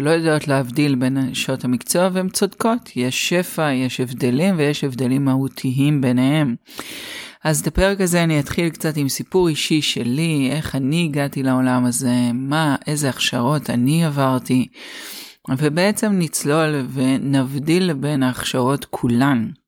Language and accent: Hebrew; Haifa, Haifa District, Israel; אז הסיפור שלי מתחיל כך, אני חיפאית, גדלתי בחיפה ואת הלימודים למדתי באוניברסיטת חיפה